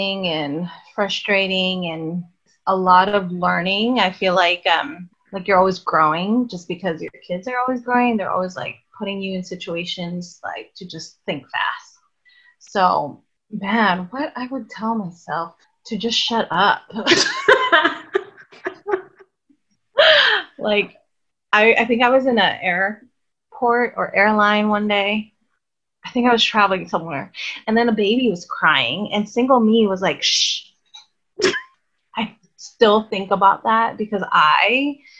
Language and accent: English; Hawaii, United States; growing up in Hawaii, it was like really expensive.